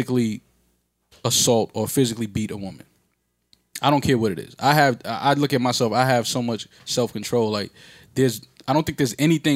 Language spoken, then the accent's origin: English; New York City, New York, United States; as a New Yorker